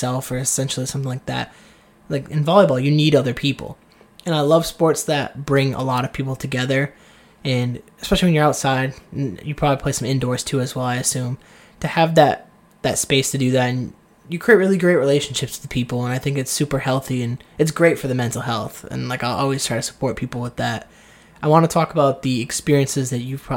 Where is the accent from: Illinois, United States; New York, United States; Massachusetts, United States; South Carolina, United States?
Massachusetts, United States; Seekonk; moved away as an adult; also born or lived in Texas / Georgia; I have this somewhat attachment to this town of Seekonk